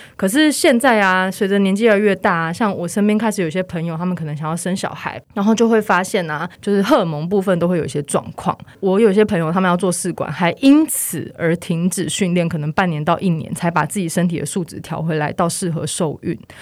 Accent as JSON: {"language": "Chinese", "region": "Taichung", "country": "Taiwan", "tie": "born or raised there", "moved": "yes", "lives_now": "Taipei, Taiwan", "said": "我是台中人"}